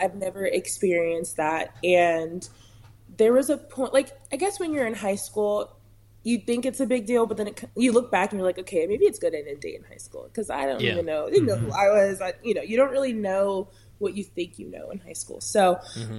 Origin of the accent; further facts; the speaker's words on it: California, United States; I'm from California